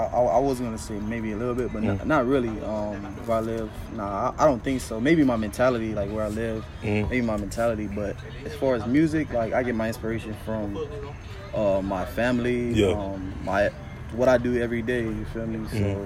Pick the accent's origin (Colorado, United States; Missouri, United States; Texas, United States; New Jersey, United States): Missouri, United States; Kansas City; You know, growing up in Kansas City, my mentality for sure is affected.